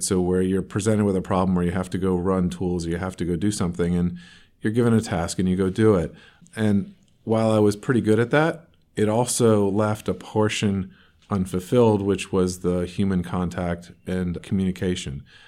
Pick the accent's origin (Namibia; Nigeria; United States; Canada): United States; North Carolina; moved away as an adult; also born or lived in Raleigh, North Carolina / the Northeast; now in Portland, United States; I actually grew up in North Carolina but not in. I, I was living in Raleigh, North Carolina, and grew up about 45 minutes from there